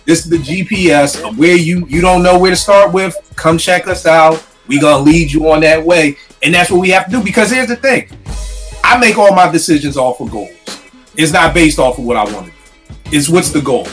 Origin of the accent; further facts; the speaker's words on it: Philadelphia, Pennsylvania, United States; when we growing up in Philly, I'm sure it's like this in every place. In Philly, your old head's job was to school you